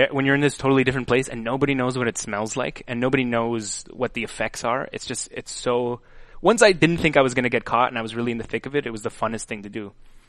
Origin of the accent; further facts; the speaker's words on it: Canada; As a Canadian